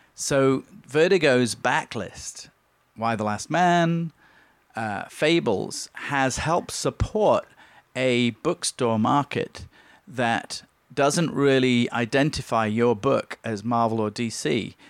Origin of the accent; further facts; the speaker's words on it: Leeds, Yorkshire and the Humber, United Kingdom; now in Long Beach, United States; in Leeds in my hometown